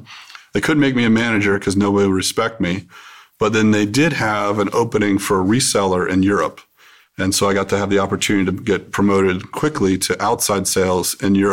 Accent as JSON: {"language": "English", "town": "Cincinnati", "region": "Ohio", "country": "United States", "moved": "yes", "said": "I was from Ohio, so I understood the culture there"}